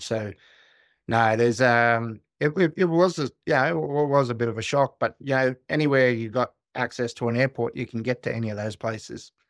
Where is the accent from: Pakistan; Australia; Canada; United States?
Australia; Kalkadoon country, northwestern Queensland; I was born and raised on Kalkadoon country